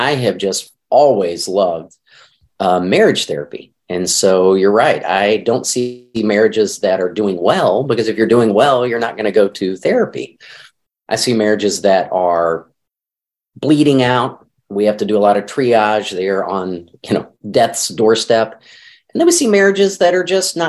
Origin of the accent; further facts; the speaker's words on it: Arkansas, United States; now in St. Louis, United States; I grew up in Arkansas, never had allergies until I moved to St. Louis